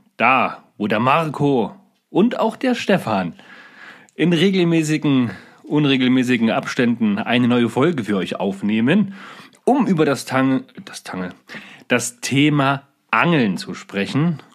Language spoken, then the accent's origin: German; Germany; bei uns in Deutschland